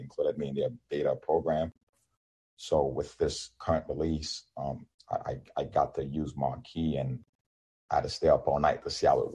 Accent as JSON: {"language": "English", "country": "Nigeria", "first_language": "Yoruba", "second_language": "English", "moved": "yes", "lives_now": "United States", "said": "I am Nigerian"}